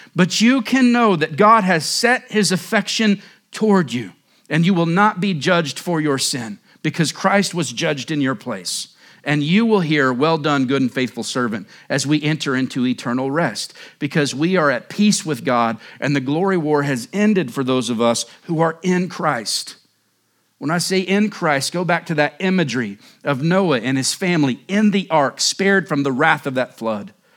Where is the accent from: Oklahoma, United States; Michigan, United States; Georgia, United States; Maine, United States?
Oklahoma, United States; moved away as an adult; now in Surprise, United States; I grew up in Oklahoma